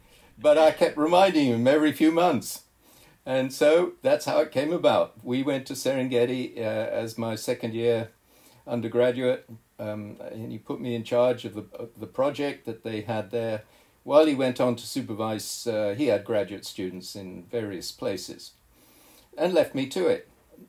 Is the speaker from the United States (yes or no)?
no; Kenya; also born or lived in Zambia / Tanzania / Malawi; I was raised in East Africa, Zambia, Tanzania, Malawi, and then Kenya. And in that time, as a boy growing up, I'd gone to different protected areas, national parks.